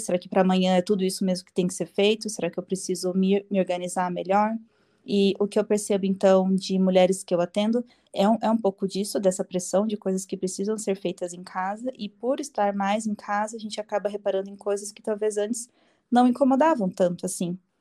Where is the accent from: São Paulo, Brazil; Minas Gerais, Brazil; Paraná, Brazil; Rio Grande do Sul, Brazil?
Paraná, Brazil; Curitiba; eu sou curitibana. Eu nasci e moro aqui em Curitiba.